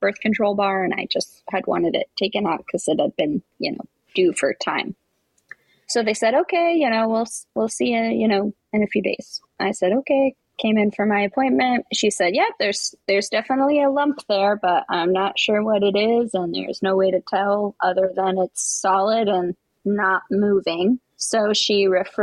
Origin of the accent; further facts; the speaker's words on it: East Coast, United States; I am from the East Coast